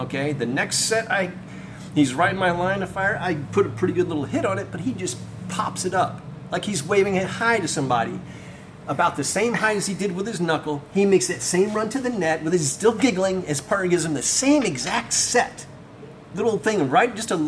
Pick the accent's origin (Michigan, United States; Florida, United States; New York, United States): Florida, United States; I came from Florida playing two-man beach volleyball, and I was one of the good guys there